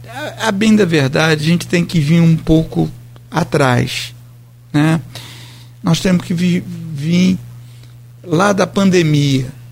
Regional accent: Brazil; sou brasileiro

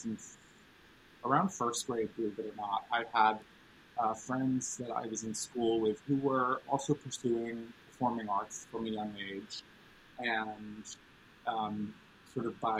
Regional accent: New York City, New York, United States; growing up in New York City.

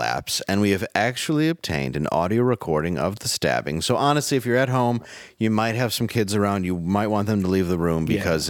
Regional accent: Michigan, United States; I grew up in Michigan.

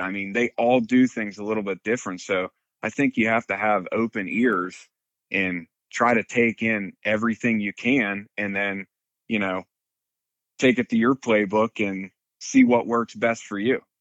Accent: Western Pennsylvania, United States; grew up in Western Pennsylvania. Been out in this area my whole life

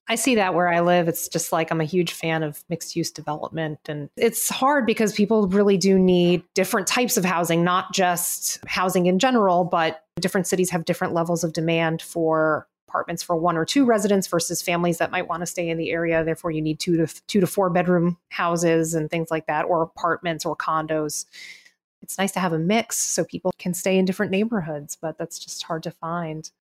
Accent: Miami, Florida, United States; I'm a Miami native

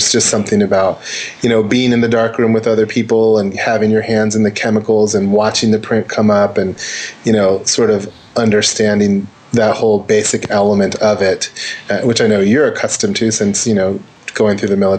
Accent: Santa Monica, California, United States; But, you know, being born in California or Southern California, I was born in Santa Monica, and grew up here

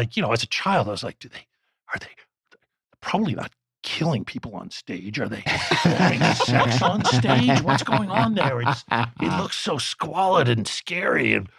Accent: Philadelphia, Pennsylvania, United States; I grew up in Philadelphia

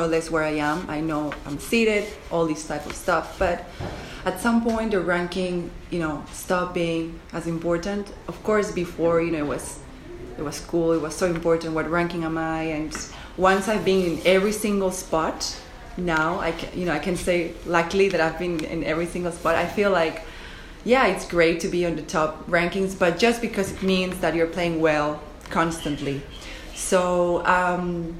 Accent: Spain; growing up in Spain

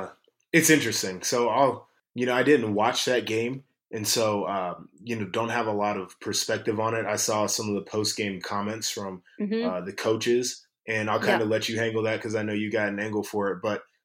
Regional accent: Nashville, Tennessee, United States; I was born in Nashville.

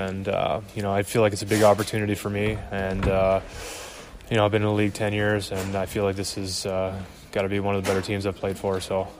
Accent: Montreal, Quebec, Canada; moved away as an adult; coming from Montreal, I was playing for my hometown team.

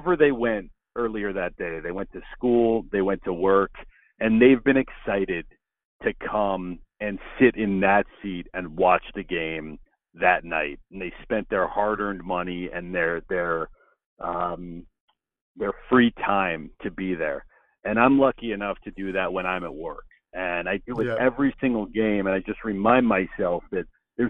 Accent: Los Angeles, California, United States; moved away as an adult; also born or lived in Alaska; I'm from Los Angeles

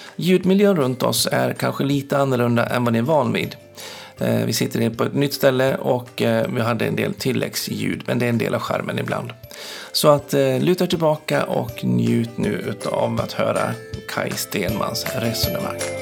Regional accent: Dalarna County, Sweden; jag kommer från Dalarna, det går inte heller att dölja

